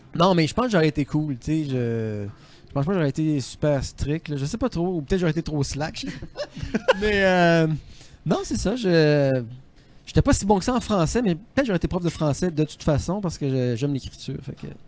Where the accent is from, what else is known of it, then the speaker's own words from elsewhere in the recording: Trois-Pistoles, Quebec, Canada; je viens de Trois-Pistoles